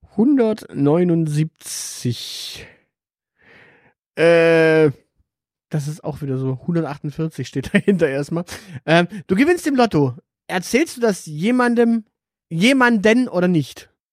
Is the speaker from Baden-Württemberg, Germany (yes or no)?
yes; Swabia, Baden-Württemberg, Germany; ich bin Schwabe